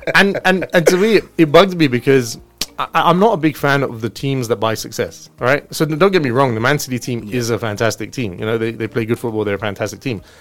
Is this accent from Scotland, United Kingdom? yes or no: no; London, United Kingdom; I was brought up in London. Okay. I grew up very close to Crystal Palace